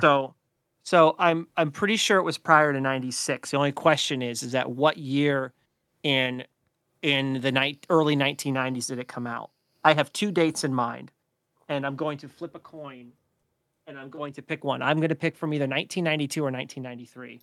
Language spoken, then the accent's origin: English; Oil City, Pennsylvania, United States; where we grew up in Oil City.